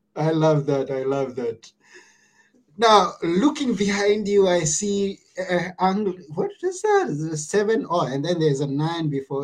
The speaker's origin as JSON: {"language": "English", "country": "Kenya", "said": "from where I come from, I come from Kenya"}